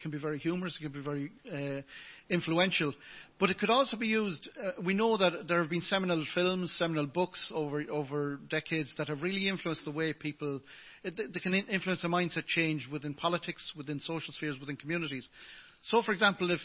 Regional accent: England, United Kingdom; now in Ireland; If I was born in England, as I was, and I was Irish to the English people

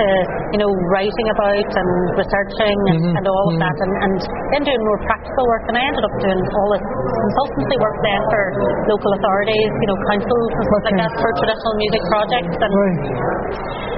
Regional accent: Buncrana, Ulster, Ireland; also born or lived in Derry; Donegal is home. I'm from Bunkrana

